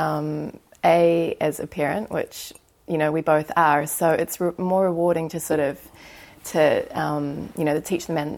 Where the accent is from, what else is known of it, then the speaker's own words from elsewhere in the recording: Nelson, New Zealand; also born or lived in Wellington; I grew up in Nelson